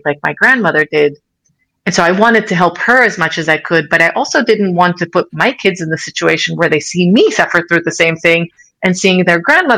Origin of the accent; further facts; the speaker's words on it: Israel; also born or lived in United States; now in Switzerland; I grew up in Israel